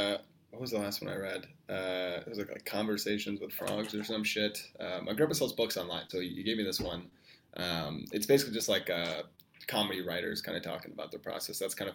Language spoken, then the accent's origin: English; Chicago, Illinois, United States; I just moved to the north side. I've lived on the south side my whole life, you know?